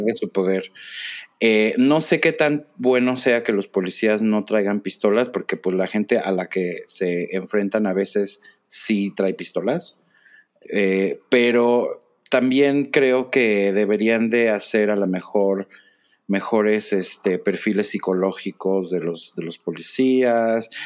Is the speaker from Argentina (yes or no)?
no; Mexico; como persona mexicana